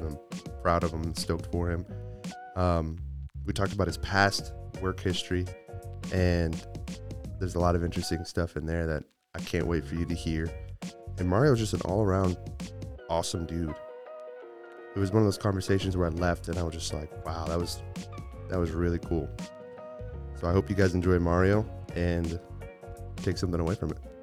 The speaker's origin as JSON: {"language": "English", "town": "Midland", "region": "Texas", "country": "United States", "tie": "born or raised there", "said": "I was born in Midland"}